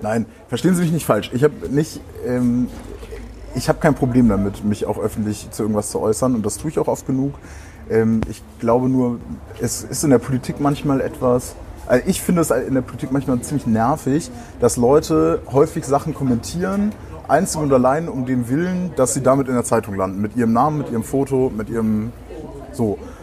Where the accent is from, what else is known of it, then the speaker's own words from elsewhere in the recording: Brühl, North Rhine-Westphalia, Germany; now in Bremen, Germany; ich komme ich komm ja nicht aus Bremen, sondern ich komme eigentlich aus dem Rheinland, in der Nähe von Köln, aus Brühl